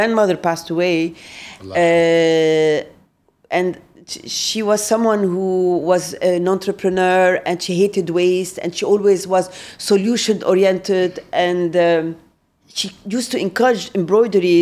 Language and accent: English; Lebanon; we're Lebanese